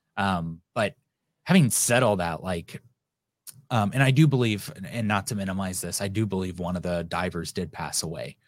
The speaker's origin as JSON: {"language": "English", "country": "United States", "said": "I'm an American"}